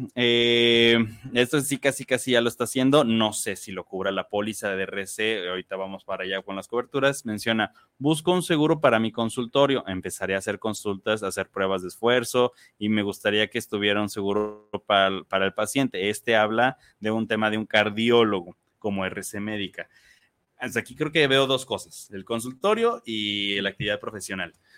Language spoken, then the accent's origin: Spanish; Mexico; como mexicanos